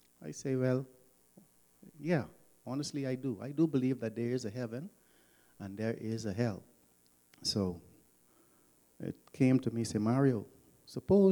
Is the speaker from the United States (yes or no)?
no; Nassau, New Providence, Bahamas; I grew up in Nassau, Bahamas